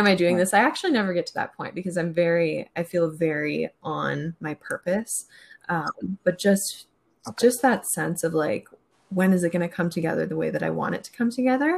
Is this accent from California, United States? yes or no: no; Minnesota, United States; moved away as an adult; also born or lived in Wisconsin / Arkansas; now in San Francisco, United States; I'm from Minnesota originally. Born and raised in Minnesota